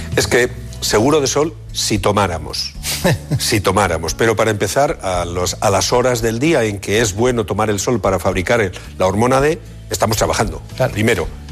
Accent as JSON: {"language": "Spanish", "town": "Bilbao", "region": "Basque Country", "country": "Spain", "said": "los de Bilbao tenemos una, característica diferenciadora"}